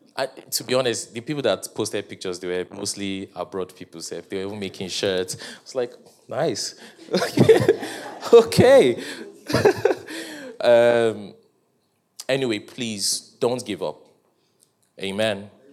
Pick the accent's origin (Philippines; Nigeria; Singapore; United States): Nigeria